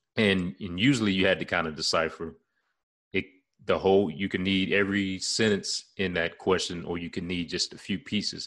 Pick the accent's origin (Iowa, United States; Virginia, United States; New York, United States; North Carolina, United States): North Carolina, United States; Charlotte; my hometown ward, the area I'm in now, uh, Charlotte, North Carolina